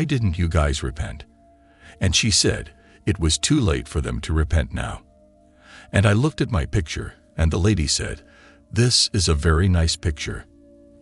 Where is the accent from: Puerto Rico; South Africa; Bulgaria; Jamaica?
Jamaica; I am a Jamaican